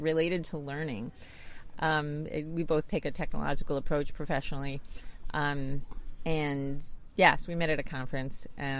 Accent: New York City, New York, United States; now in New Hampshire, United States; I'm originally from Brooklyn, New York

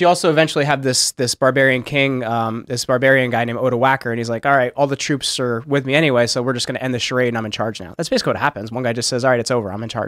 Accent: New Jersey, United States; I'm from North Jersey, we have Taylor ham

